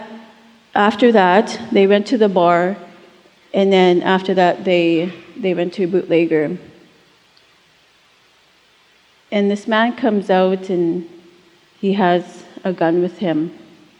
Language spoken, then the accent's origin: English; Buffalo Lake Métis Settlement, Alberta, Canada; I'm originally from Buffalo Lake Métis Settlement, just 2 hours northeast of Edmonton